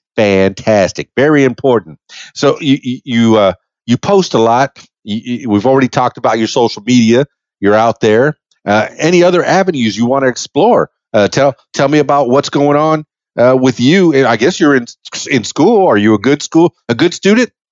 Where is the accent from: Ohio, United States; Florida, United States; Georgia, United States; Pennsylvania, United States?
Florida, United States; Miami; I'm half Cuban from Miami